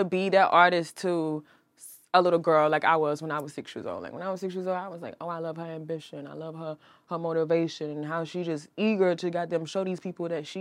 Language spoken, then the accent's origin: English; Milledgeville, Georgia, United States; moved away as an adult; now in Atlanta, United States; I'm not from Atlanta. My hometown is an hour and a half away from Atlanta, Milledgeville, Georgia.